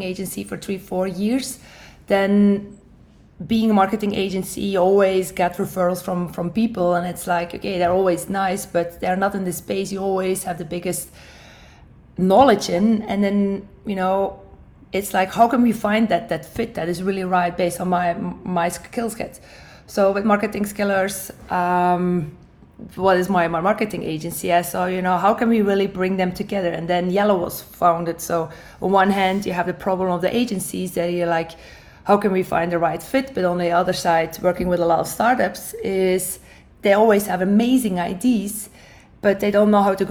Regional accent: Belgium; moved away as an adult; now in United States; I'm originally from Belgium

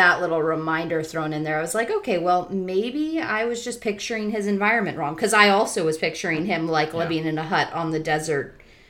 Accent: Southern California, United States; moved away; also born or lived in Florida; I grew up in Southern California, between the mountains and the ocean.

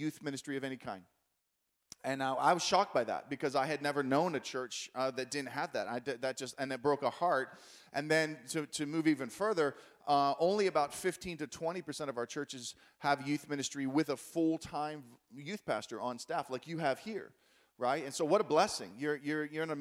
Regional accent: Pittsburgh, Pennsylvania, United States; I'm from Pittsburgh

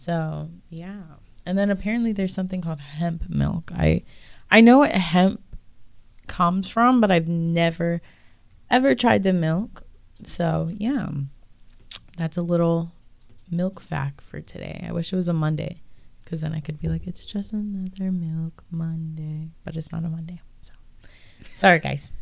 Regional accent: Pennsylvania, United States; I grew up in Pennsylvania

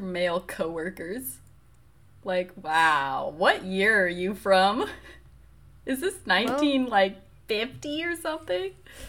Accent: Colorado, United States; Because we're both from Colorado. It's pretty liberal.

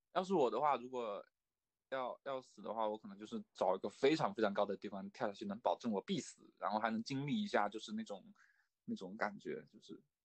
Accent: China; 我们就是中国人

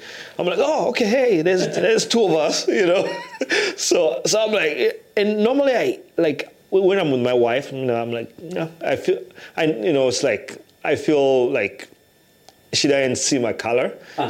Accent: Iowa City, Iowa, United States; when you come from Iowa City where there's a lot of diversity

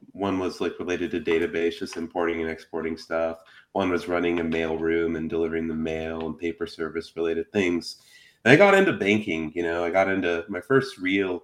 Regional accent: Phoenix, Arizona, United States; I grew up, for those that are like in Phoenix, I grew up in the Garfield Historic District.

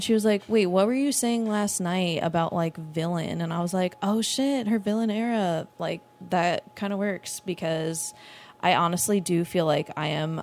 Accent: Long Island, New York, United States; now in Orlando, United States; I'm originally from Long Island, New York

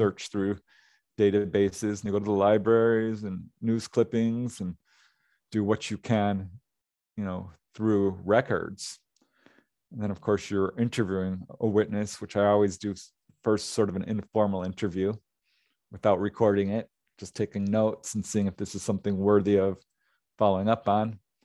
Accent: Topanga, California, United States; this is my hometown and I know a lot of people there

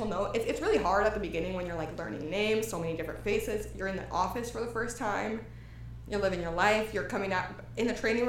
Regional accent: Texas, United States; moved away as an adult; also born or lived in Houston; now in Los Angeles, United States; I'm from Texas

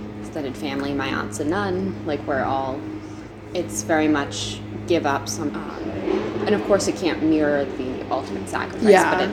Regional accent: Providence, Rhode Island, United States; I'm from Providence, Rhode Island

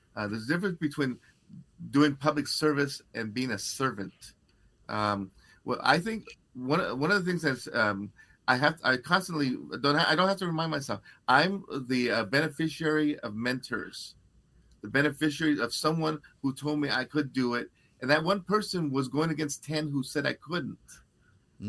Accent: Los Angeles, California, United States; I grew up in East LA, and the gang house was in the corner

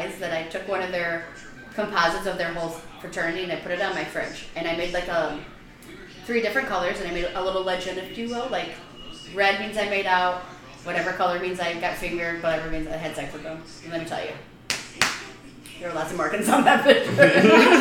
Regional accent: Chicago, Illinois, United States; moved away as an adult; also born or lived in Iowa City, Iowa; now in Florida, United States; I'm from Chicago, and then I went to school in Iowa

